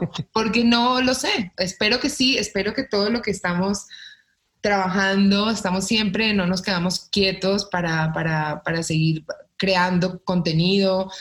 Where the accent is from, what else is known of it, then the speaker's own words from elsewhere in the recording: Colombia; now in Mexico; porque pues yo estoy en México, yo soy colombiana